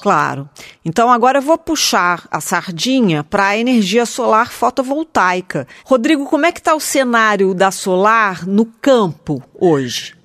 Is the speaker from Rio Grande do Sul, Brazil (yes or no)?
no; Juiz de Fora, Minas Gerais, Brazil; eu sou mineira de Juiz de Fora